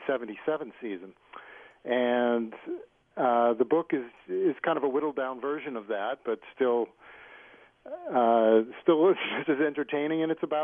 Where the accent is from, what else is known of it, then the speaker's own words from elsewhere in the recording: New England, United States; growing up in New England.